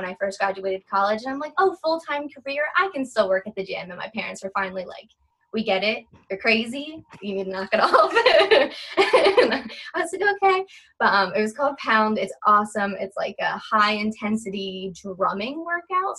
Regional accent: New Jersey, United States; I'm on the East Coast, I'm from Jersey

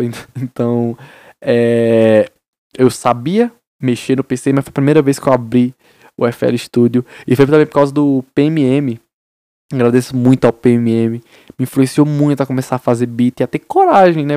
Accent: Paraíba, Brazil; Sou da Paraíba. Interiorzinho, vocês Isabel, Paraíba

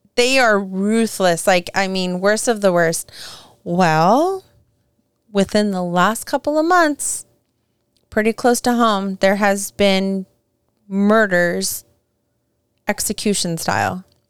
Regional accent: Southern California, United States; growing up in SoCal

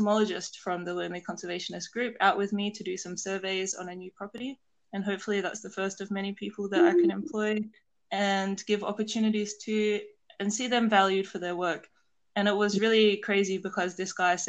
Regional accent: South Australia, Australia; where I grew up in South Australia

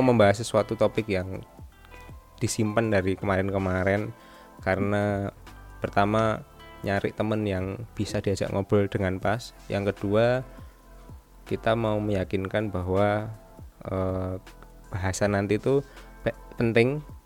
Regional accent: Surakarta, Central Java, Indonesia; Fendi ini adalah temanku waktu SMP di, di Solo

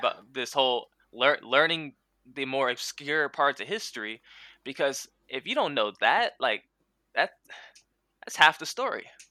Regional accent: San Diego, California, United States; moved away; also born or lived in Louisiana; I'm from San Diego

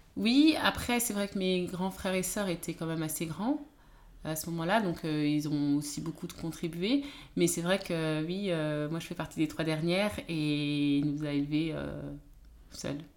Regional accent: France; Je suis née en France, j'ai grandi en France

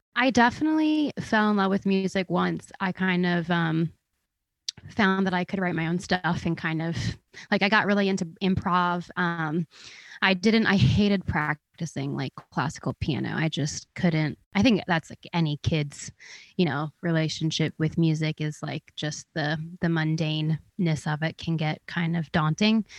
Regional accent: outside of Philadelphia, New Jersey, United States; moved away as an adult; now in Nashville, United States; I am from outside of Philly in, um, South Jersey

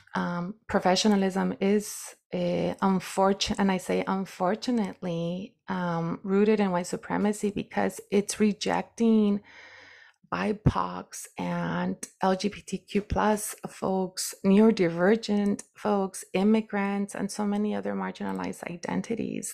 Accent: United States; being a brown woman and indigenous woman growing up in the United States

